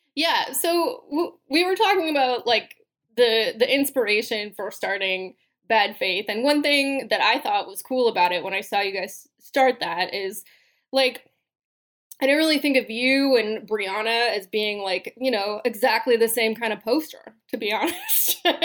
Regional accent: California, United States; I am a Californian.

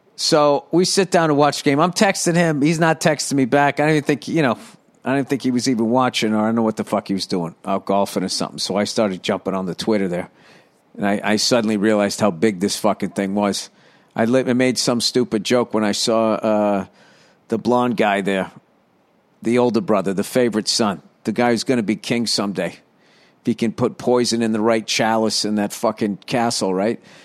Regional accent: United States; I'm fucking American

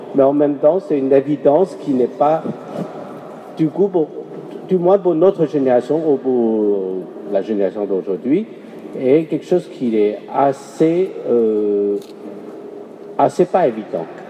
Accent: Guangzhou, Guangdong, China; chez moi, à Canton

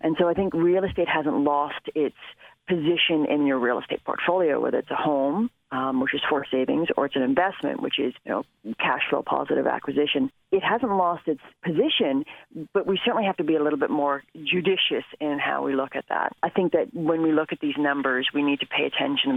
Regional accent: Canada

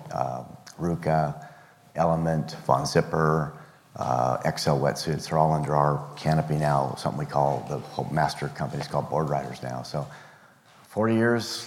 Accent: Pasadena, California, United States; I grew up in Pasadena, San Marino.

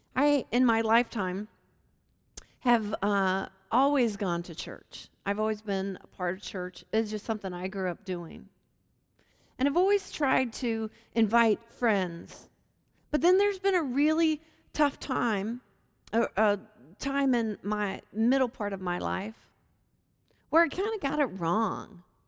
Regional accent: Hampton, Virginia, United States; My hometown is um, in Hampton, Virginia, which is near Williamsburg and Virginia Beach

